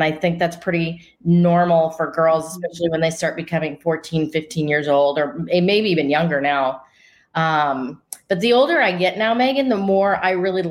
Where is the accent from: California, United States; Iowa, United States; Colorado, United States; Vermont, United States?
Colorado, United States; Denver; moved away as an adult; now in Scottsdale, United States; I grew up in Denver, Colorado, and now live in Scottsdale, Arizona